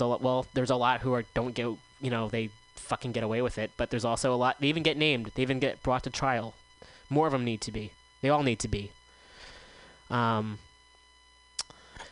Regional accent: Bay Area, California, United States; I grew up in the Bay Area

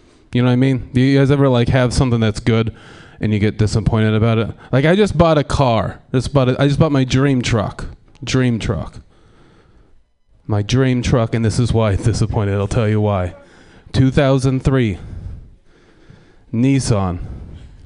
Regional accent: Portland, Oregon, United States; I'm from Portland

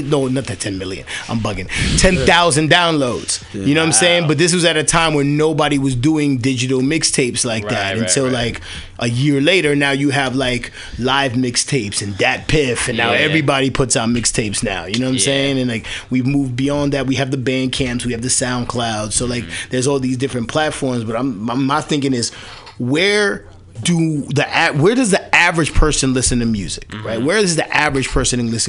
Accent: New York City, New York, United States; accent: New York; I'm from Washington Heights, Manhattan. So that's right above Harlem

